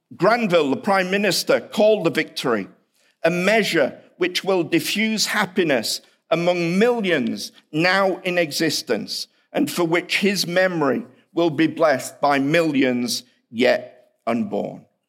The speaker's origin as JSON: {"language": "English", "country": "United Kingdom", "accent": "British", "moved": "yes", "lives_now": "Kansas City, United States", "said": "my British accent"}